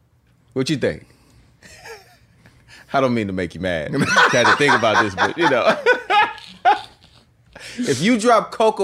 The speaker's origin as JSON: {"language": "English", "area": "the Bay Area", "region": "California", "country": "United States", "said": "I'm from the Bay"}